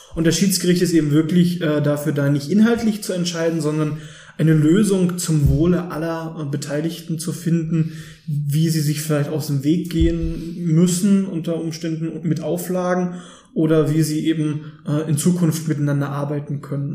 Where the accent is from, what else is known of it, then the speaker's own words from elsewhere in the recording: Löbau, Saxony, Germany; moved away as an adult; now in Dresden, Germany; komme gebürtig aus Löbau in der Oberlausitz